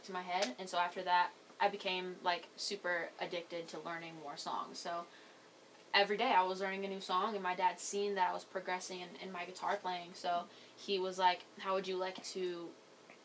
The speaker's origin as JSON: {"language": "English", "town": "Lodi", "region": "California", "country": "United States", "said": "I'm from a small town called Lodi, California. It's in Northern California in between a town called Stockton and Sacramento"}